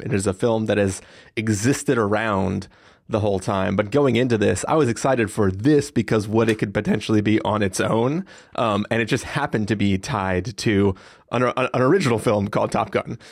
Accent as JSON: {"language": "English", "town": "San Diego", "region": "California", "country": "United States", "tie": "born or raised there", "said": "growing up in San Diego"}